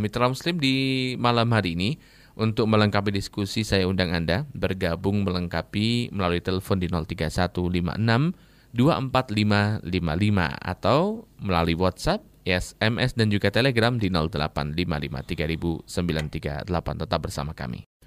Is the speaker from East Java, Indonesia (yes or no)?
yes; Kediri, East Java, Indonesia; Nah ini bagaimana dengan yang ada di daerah saya di Kediri itu kan ada orang yang dia mengaku mengetahui segala hal.